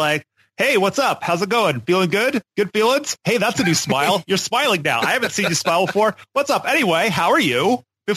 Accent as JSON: {"language": "English", "town": "Tacoma", "region": "Washington", "country": "United States", "said": "I'm from Tacoma, Washington."}